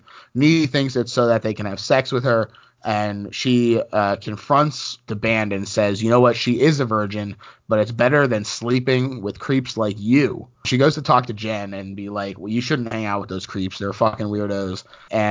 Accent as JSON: {"language": "English", "country": "United States", "tie": "born or raised there", "said": "I grew up right outside of New York"}